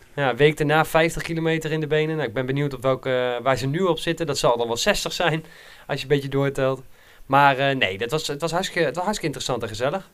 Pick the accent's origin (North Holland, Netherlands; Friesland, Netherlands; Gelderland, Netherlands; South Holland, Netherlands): Gelderland, Netherlands; Nijkerk; ik was vroeger toen ik in Nijkerk opgroeide